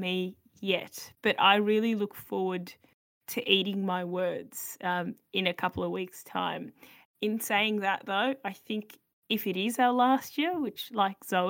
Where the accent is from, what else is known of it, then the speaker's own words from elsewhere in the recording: Australia; as an Aussie Euro fan